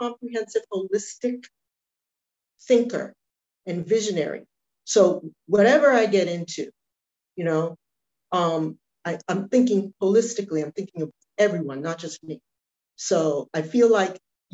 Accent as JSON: {"language": "English", "town": "Brockton", "region": "Massachusetts", "country": "United States", "tie": "born or raised there", "also_born_or_lived": "Boston", "said": "I'm born and raised in Brockton"}